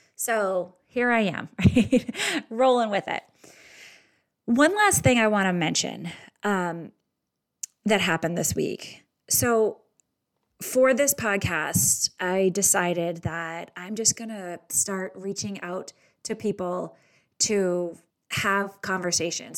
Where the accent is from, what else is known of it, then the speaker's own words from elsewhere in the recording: Boston, Massachusetts, United States; I'm Irish and from Boston